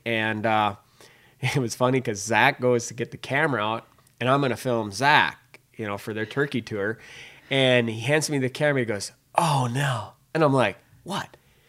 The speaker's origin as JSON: {"language": "English", "region": "Minnesota", "country": "United States", "accent": "Minnesota", "said": "people buy my Minnesota accent like, yeah, I'm not from Alabama either."}